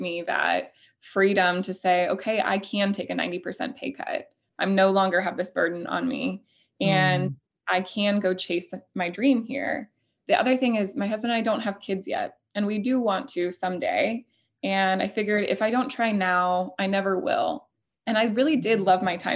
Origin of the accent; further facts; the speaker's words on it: Elkhorn, Nebraska, United States; I'm originally from Elkhorn, Nebraska